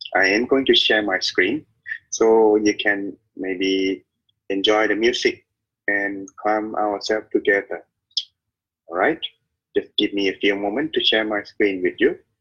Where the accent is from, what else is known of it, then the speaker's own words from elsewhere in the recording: Thailand; I am the monk from Thailand